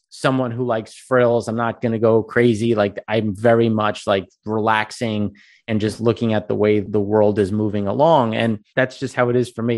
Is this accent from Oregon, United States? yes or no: no; Long Island, New York, United States; I grew up on Long Island